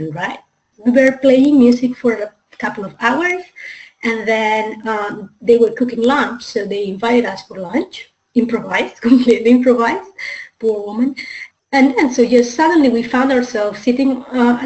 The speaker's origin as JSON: {"language": "English", "country": "Spain", "moved": "as an adult", "lives_now": "Hong Kong", "said": "I come originally from Spain, and I've been living in Asia, in Hong Kong actually, for the last 5 years"}